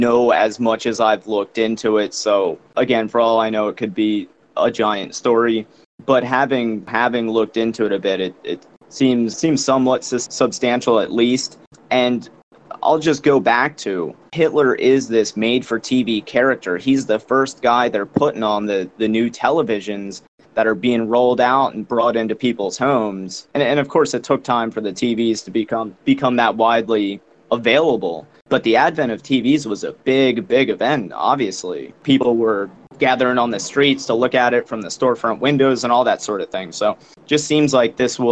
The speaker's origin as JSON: {"language": "English", "country": "United States", "tie": "born or raised there"}